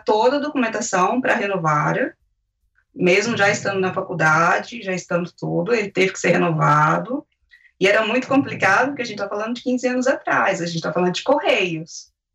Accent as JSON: {"language": "Portuguese", "country": "Brazil", "moved": "as an adult", "lives_now": "Spain", "said": "eu constava como brasileira"}